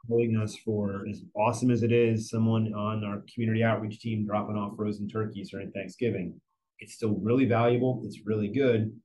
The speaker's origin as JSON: {"language": "English", "region": "New Jersey", "country": "United States", "tie": "born or raised there", "moved": "yes", "said": "I grew up in New Jersey"}